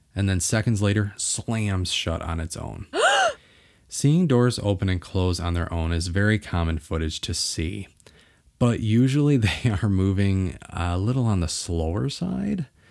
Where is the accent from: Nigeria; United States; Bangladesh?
United States; Bay City, Michigan; where I was born and raised in Bay City, Michigan